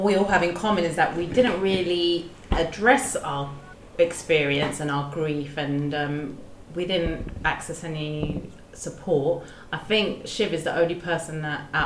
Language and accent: English; London, United Kingdom; So I'm born here, born and bred here in London, but my parents are Sri Lankan